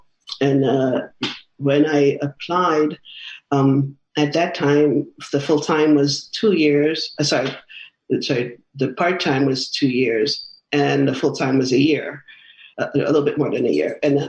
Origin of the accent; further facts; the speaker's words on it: New York, United States; also born or lived in Manhattan; because I'm a New Yorker diehard